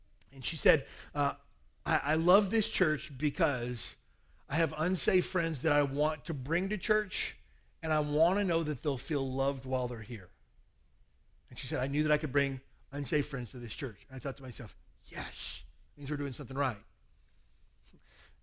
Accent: the South, United States; now in Hawaii, United States; I grew up in the South and everybody hugs everybody

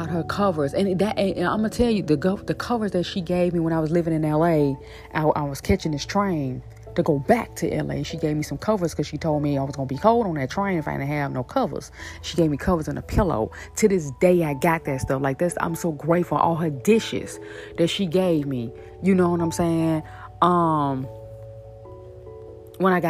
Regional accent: Shreveport, Louisiana, United States; now in New Orleans, United States; that's my hometown. That's where I'm born and raised. That's where I'm from.

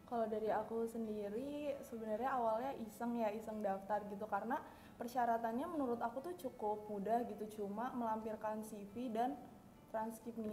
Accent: Yogyakarta, Special Region of Yogyakarta, Indonesia; aku dari jurusan Statistika juga angkatan 19, asal aku dari Jogja.

